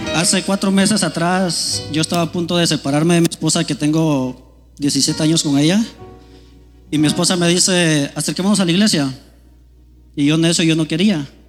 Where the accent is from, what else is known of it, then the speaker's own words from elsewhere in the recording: Guatemala; moved away; yo soy de Guatemala